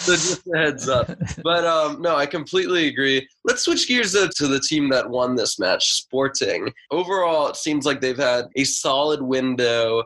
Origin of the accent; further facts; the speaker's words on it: United States; as an American